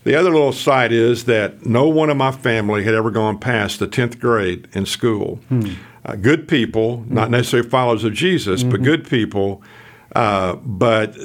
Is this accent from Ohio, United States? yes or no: yes; Ohio, United States; also born or lived in Houston / Orlando; now in Dallas, United States; I was born in Ohio